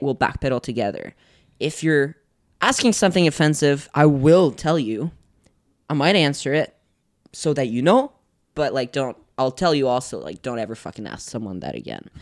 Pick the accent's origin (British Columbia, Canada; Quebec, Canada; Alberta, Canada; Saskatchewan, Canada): Quebec, Canada; Gatineau; moved away; I was born in Get, uh, in Gatineau, and yeah, Gatineau is, it's pretty nice.